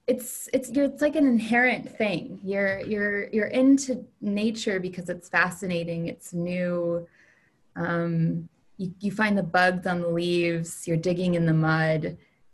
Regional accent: Tallahassee, Florida, United States; moved away as an adult; also born or lived in Germany / California; now in Bonn, Germany; I grew up in Tallahassee, Florida, which is in northern Florida.

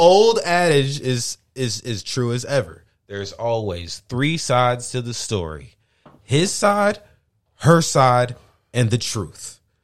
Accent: St. Louis, Missouri, United States; I'm from Saint Louis

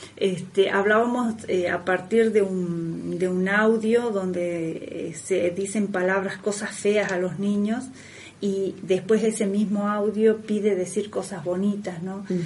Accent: Argentina; de lo que uno es como pueblo argentino.

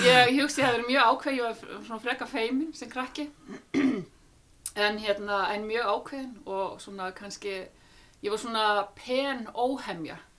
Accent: Iceland; þetta var dásanat þorp til þess að alast upp í

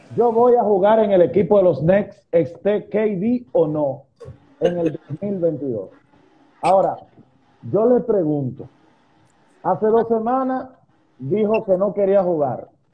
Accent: Dominican Republic; nosotros como dominicanos

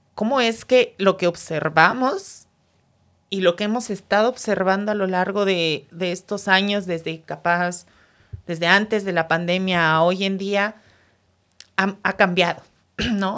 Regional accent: Mexico City, Mexico

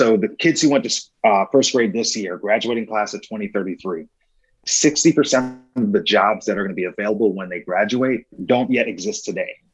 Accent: New York, United States; moved away as an adult; now in Kansas City, United States; I was born and raised in New York, but I moved to Kansas City in 2008

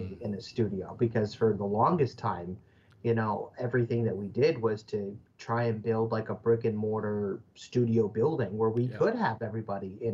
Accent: Oswego, Illinois, United States; now in Quad Cities, United States; I had to move from my hometown of Oswego, Illinois, over the Mississippi River

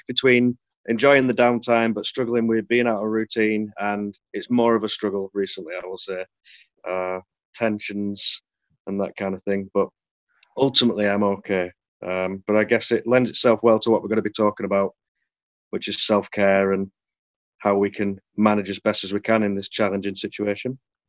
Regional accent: Lancashire, North West England, United Kingdom; I'm …, I'm a psychotherapist from Lancashire.

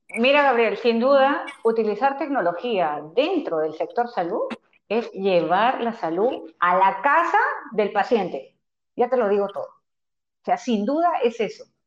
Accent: Peru; nosotros como personas, como, como, peruanos

